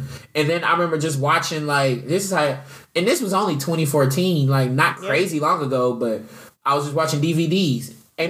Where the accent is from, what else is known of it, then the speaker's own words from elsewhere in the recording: Louisville, Kentucky, United States; moved away as an adult; also born or lived in South Florida; now in Atlanta, United States; what I grew up around with in Louisville.